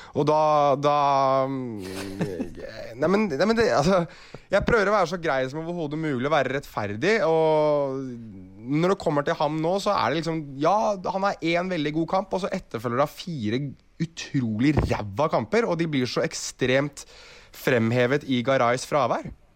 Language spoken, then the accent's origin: Norwegian; Oslo, Norway; jeg er jo fra Oslo sentrum